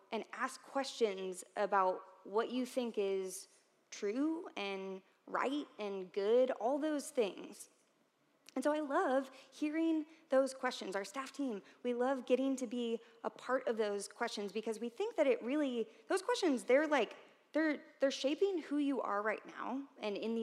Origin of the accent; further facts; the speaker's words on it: St. Louis, Missouri, United States; moved away as an adult; now in Columbia, United States; I'm from St. Louis, but I came here to Columbia in 2009